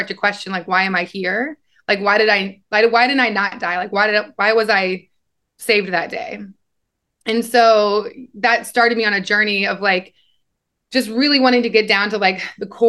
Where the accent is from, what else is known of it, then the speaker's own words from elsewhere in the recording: Nebraska, United States; moved away; I kind of always knew I was different growing up in Nebraska